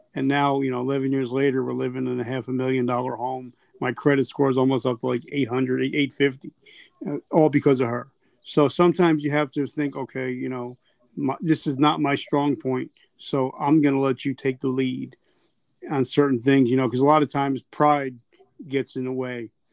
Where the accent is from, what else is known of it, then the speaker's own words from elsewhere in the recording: South Carolina, United States; I'm from South Carolina